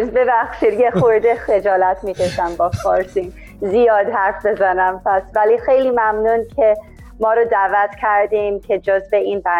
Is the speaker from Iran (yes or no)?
no; Atlanta, Georgia, United States; also born or lived in Tennessee; now in Spain; من آمریکا به دنیا اومدم در تنسی ولی آتلانتا بزرگ شدم و الان تقریبا یه 6 ساله که اسپانیا هستیم